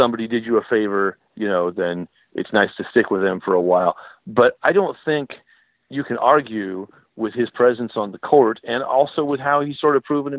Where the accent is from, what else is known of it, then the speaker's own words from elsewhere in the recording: California, United States; I felt sort of the feeling that this is where I belonged, that I felt growing up in California.